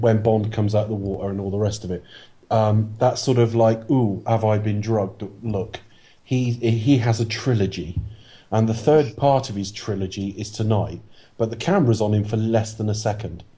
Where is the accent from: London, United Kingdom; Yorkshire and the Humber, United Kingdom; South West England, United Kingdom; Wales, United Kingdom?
South West England, United Kingdom; Plymouth; From my hometown